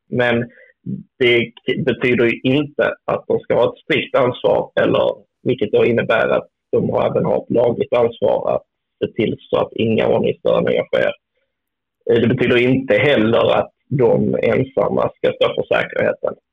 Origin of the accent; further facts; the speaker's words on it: Skåne, Sweden; Jag som är skåning